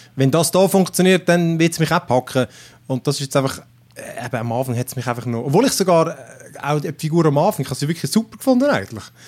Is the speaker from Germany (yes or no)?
no; Switzerland; bei uns in der Schweiz